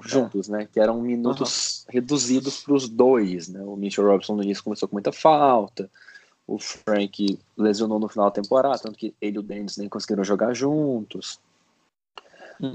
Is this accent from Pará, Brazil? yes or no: no; Minas Gerais, Brazil; a gente está em Belo Horizonte, eu e o Bernardo, a gente, nós somos mineiros